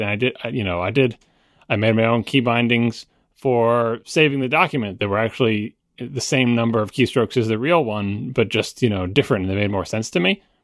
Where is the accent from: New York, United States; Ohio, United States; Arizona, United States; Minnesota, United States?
New York, United States; I say water fountain because I'm from New York